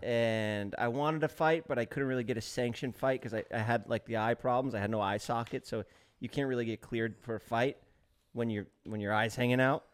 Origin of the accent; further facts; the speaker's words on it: New York City, New York, United States; moved away as an adult; I grew up in New York City